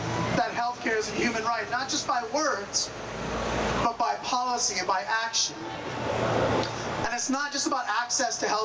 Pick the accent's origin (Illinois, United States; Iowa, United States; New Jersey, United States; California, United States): California, United States; San Jose; my hometown of San Jose